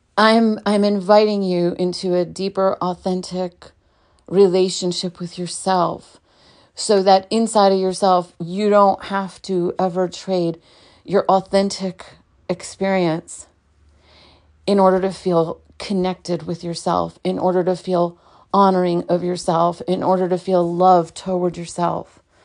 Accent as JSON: {"language": "English", "town": "New York City", "region": "New York", "country": "United States", "tie": "born or raised there", "said": "I was born in Brooklyn, New York"}